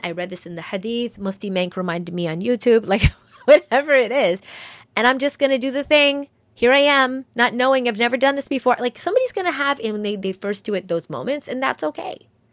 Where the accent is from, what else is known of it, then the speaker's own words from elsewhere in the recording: New York, United States; I'm a New Yorker